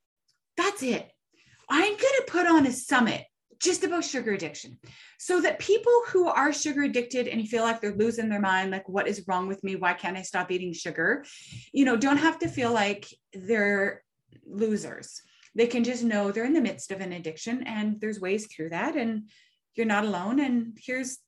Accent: Canada; I'm a nobody from Canada

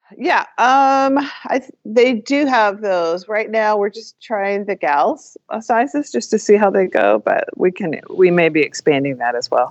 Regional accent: New England, United States; moved away; also born or lived in Alaska; growing up in New England, which is a very conservative

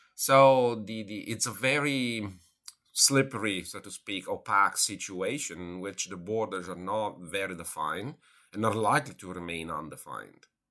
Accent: Italy; moved away; I'm originally from Italy

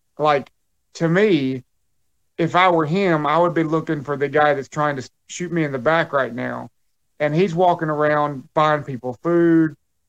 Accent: South Carolina, United States; my hometown in South Carolina

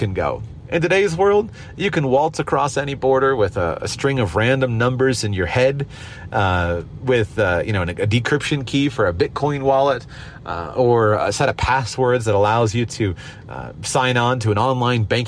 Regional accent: United States; I'm an American, hold an American passport

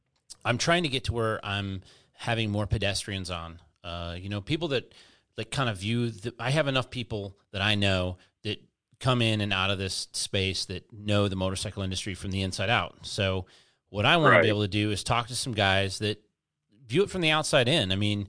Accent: United States; I'm a meat eater. I'm an American man. I'm a mechanic.

